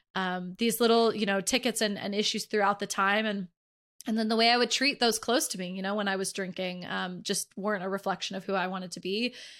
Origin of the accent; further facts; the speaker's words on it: Northern California, United States; also born or lived in Dallas, Texas; I was born in Dallas, raised in Northern California